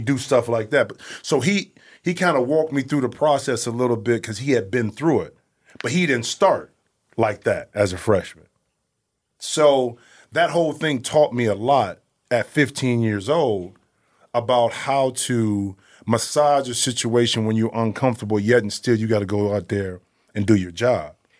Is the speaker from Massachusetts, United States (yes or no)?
no; Toledo, Ohio, United States; I'm from Toledo, Toledo, Ohio